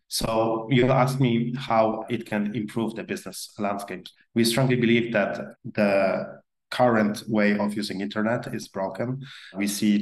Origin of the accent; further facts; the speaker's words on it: Poland; accent: very exotic English accent; also born or lived in Peru / France / Spain / Mexico; I grew up in Poland